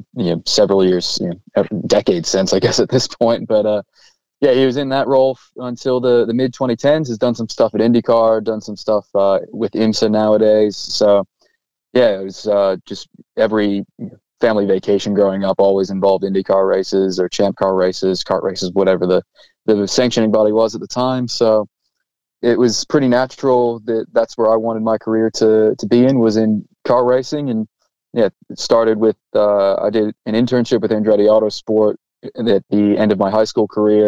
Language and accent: English; Indianapolis, Indiana, United States; moved away as an adult; now in Australia; I'm from Indianapolis, born and raised